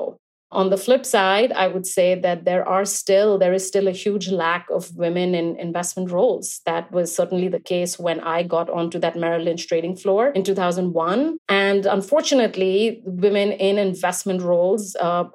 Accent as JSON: {"language": "English", "town": "Kolkata", "region": "West Bengal", "country": "India", "tie": "born or raised there", "moved": "yes", "said": "I grew up in Calcutta, India, and I moved here when I was young"}